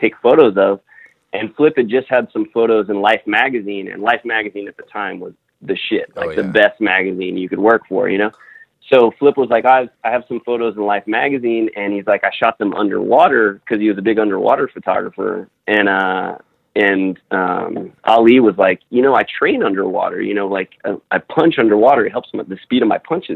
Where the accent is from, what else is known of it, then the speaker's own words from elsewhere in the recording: Miami, Florida, United States; moved away as an adult; also born or lived in Rochester, New York; now in Los Angeles, United States; I grew up in Miami, Florida